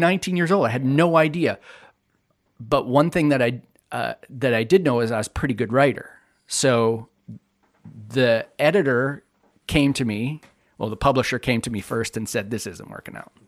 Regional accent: The Pas, Manitoba, Canada; I grew up in the Paw

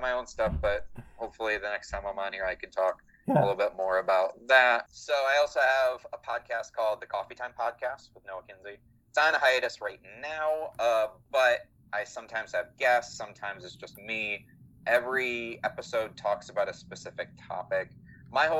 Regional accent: Michigan, United States; I grew up in Michigan

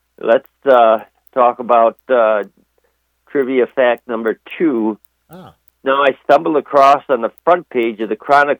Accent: Wisconsin, United States; But fortunately, I came from Wisconsin, where the company Organic Valley comes from, so I have used, in moderation, high-quality butter over the years.

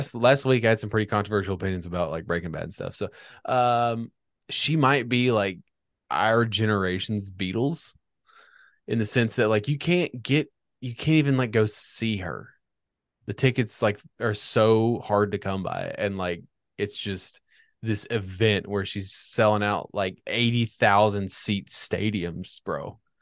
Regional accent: Northern Virginia, United States; I grew up in Northern Virginia

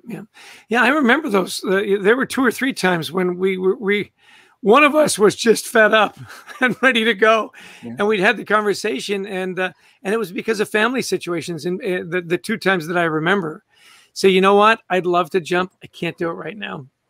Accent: Vancouver, British Columbia, Canada; also born or lived in Edmonton, Alberta; born in Edmonton, grew up in Vancouver, British Columbia, spectacularly beautiful city

